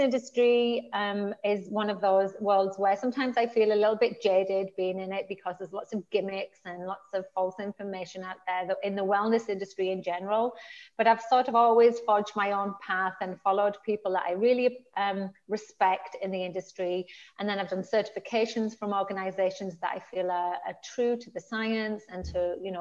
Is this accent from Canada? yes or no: no; the north of England, United Kingdom; moved away as an adult; I'm from the north of England.